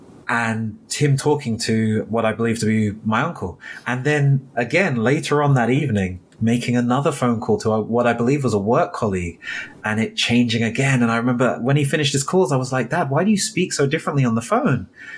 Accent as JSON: {"language": "English", "region": "London", "country": "United Kingdom", "tie": "born or raised there", "said": "So for myself, I grew up in South London. I grew up in an area called Thornton Heath."}